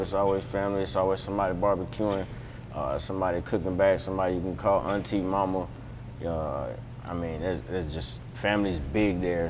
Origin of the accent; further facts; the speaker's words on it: Florida, United States; also born or lived in New York; I moved away from there at six and I was raised in Florida, but New York is home